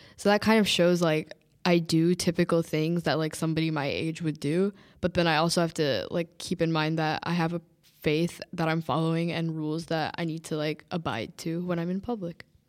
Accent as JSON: {"language": "English", "country": "United States", "tie": "born or raised there", "said": "I was born in America, raised in America"}